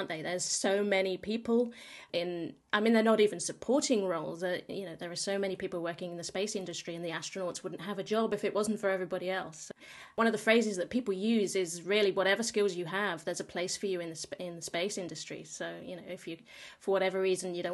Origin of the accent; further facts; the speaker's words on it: United Kingdom; I'm British